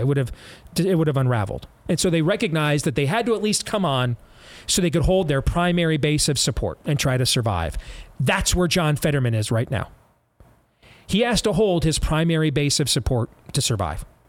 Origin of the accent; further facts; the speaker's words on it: Michigan, United States; moved away; also born or lived in Iowa; my home state of Michigan